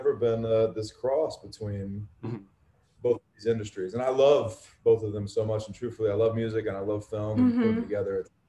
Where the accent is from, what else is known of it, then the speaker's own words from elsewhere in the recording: South Carolina, United States; also born or lived in Mississippi / Florida; We grew up in South Carolina, then we moved to Mississippi, and then we moved to South Florida. So all the Bible Belt stuff checked a lot of those boxes.